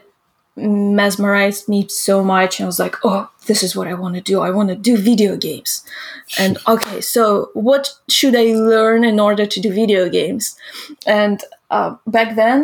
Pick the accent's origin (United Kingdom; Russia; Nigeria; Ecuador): Russia; Izhevsk, Udmurtia; English is a second language; moved away as an adult; now in Los Angeles, United States; my hometown is famous because of the Kalashnikov, you know, the AK-47 inventor